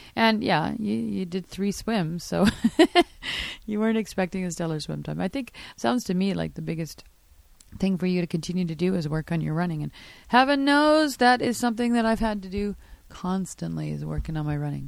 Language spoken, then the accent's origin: English; Canada; I'm Canadian.